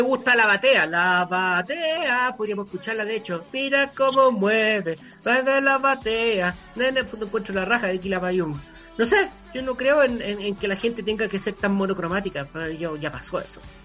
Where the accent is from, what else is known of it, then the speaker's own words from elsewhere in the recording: Chile; nuestro gran problema como chilenos